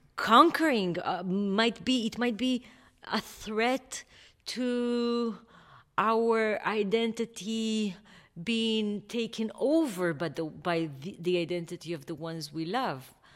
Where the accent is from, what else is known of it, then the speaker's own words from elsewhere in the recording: Kfar Saba, Central District, Israel; I grew up in Kfar Saba, which is a small town in the north of Tel Aviv.